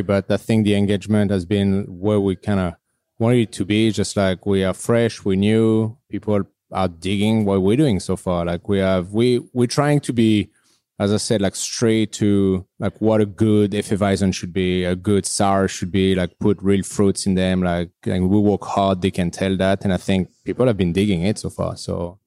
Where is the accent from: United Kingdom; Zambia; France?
France; moved away as an adult; now in Vancouver, Canada; I'm from France, so I'm not the hugest beer guy